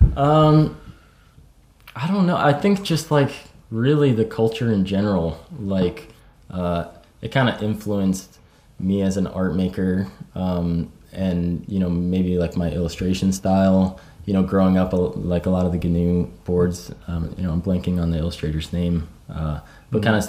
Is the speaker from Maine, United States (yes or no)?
yes; Maine, United States; I grew up in Maine in the United States.